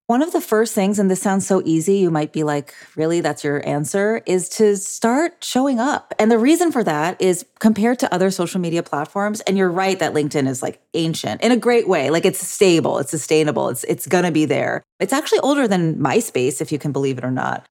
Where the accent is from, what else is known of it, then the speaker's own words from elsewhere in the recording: Orange County, California, United States; here in my hometown of Orange County